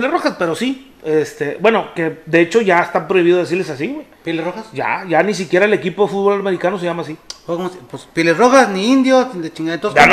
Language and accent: Spanish; Monterrey, Nuevo León, Mexico; entonces yo soy muy buen regio